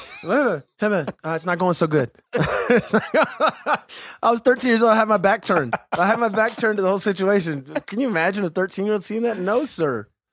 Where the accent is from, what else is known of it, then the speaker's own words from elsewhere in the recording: Jacksonville, Florida, United States; moved away; I grew up in the South, man. I grew up west side of Jacksonville, right? Marietta.